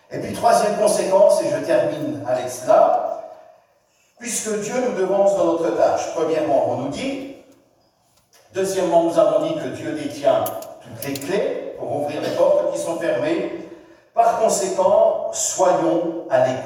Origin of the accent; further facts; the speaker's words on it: France; Chez nous en France